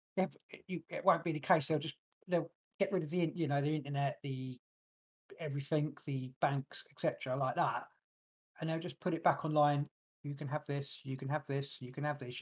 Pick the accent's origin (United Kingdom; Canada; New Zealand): United Kingdom; England; born or raised there